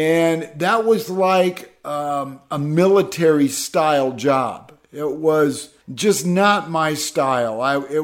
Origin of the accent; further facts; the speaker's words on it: Midwest, United States; growing up in the Midwest